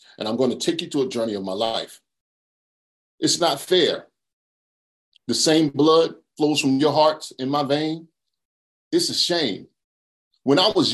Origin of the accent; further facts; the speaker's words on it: Charlotte, North Carolina, United States; I'm from Charlotte, North Carolina